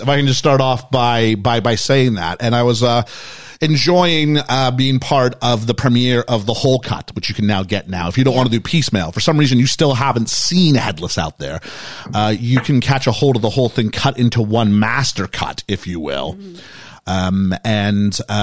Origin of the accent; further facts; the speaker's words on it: Canada; also born or lived in Phoenix, United States; now in United Kingdom; I'm Canadian